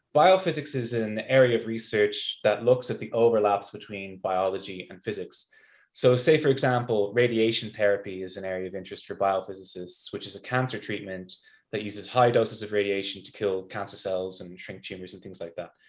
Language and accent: English; Ireland; moved away as an adult; also born or lived in Notre Dame, Indiana, United States / East Coast, United States; now in Salt Lake City, United States; I'm an Irish biophysicist